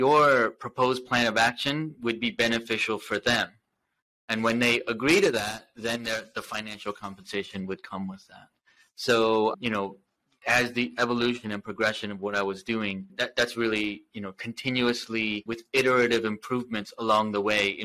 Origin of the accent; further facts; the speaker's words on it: Philadelphia, United States; I grew up in the South Jersey, Philadelphia area